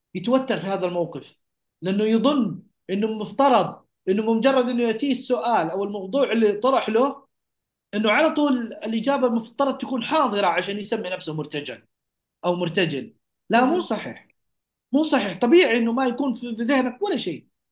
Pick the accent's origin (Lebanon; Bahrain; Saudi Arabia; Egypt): Saudi Arabia; نحن كسعوديين